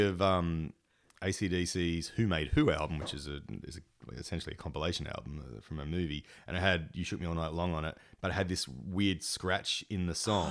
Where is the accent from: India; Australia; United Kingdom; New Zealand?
Australia; Engadine, New South Wales; in Engadine where I grew up